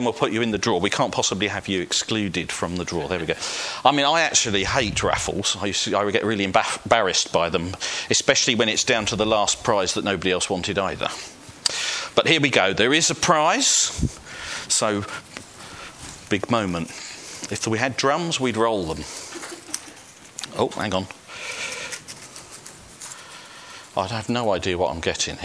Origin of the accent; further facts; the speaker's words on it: Welling, London, United Kingdom; I was brought up in Welling United Reformed Church